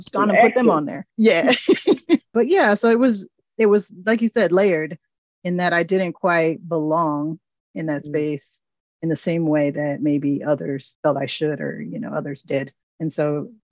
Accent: Midwest, United States; I grew up in the Midwest

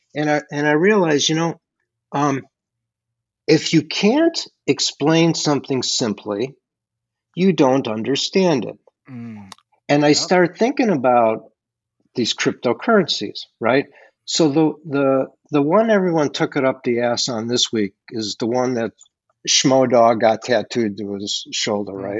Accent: Chicago, Illinois, United States; I grew up in Chicago

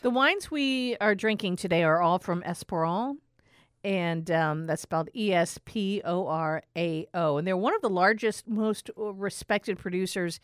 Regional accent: New York, United States; I'm from New York.

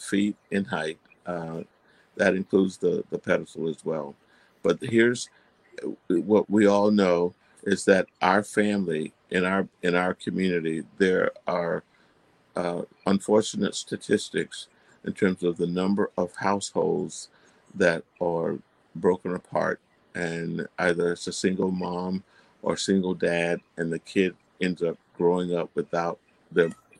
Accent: Fort Meade, Florida, United States; I'm from Fort Meade, Florida. I was raised in a wooden frame house

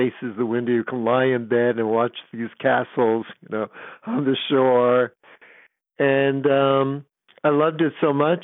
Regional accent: New York City, New York, United States; moved away as an adult; now in San Francisco, United States; I was from New York City

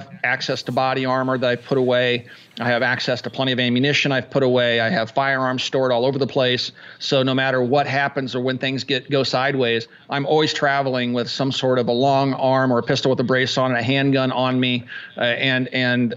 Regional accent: Kansas, United States; moved away; I grew up in Kansas

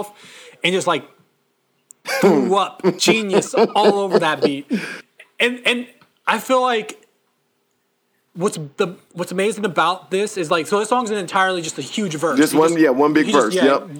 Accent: Seattle, Washington, United States; I'm from Seattle

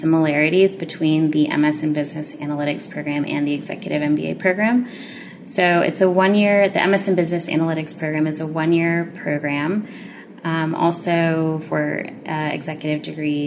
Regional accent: Annandale, Virginia, United States; I am from Annandale, Virginia, so I'm a local to the D.C. area.

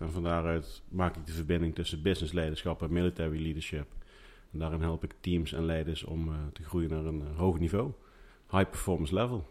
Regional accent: Groesbeek, Gelderland, Netherlands; ik kom uit Groesbeek

